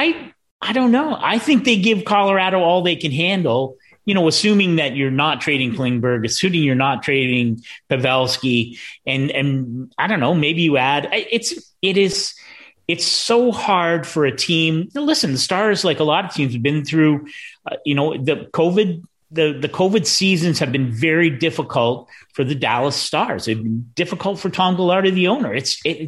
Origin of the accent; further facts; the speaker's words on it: Essex, Ontario, Canada; I was in grade 12 at Essex District High School